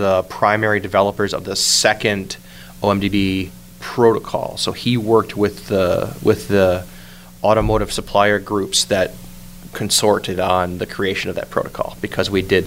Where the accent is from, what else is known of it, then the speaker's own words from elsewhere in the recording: Detroit, Michigan, United States; I'm originally from Detroit and grew up there